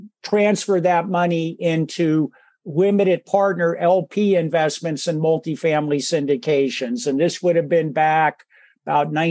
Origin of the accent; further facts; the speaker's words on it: Silicon Valley, California, United States; was born and raised in Silicon Valley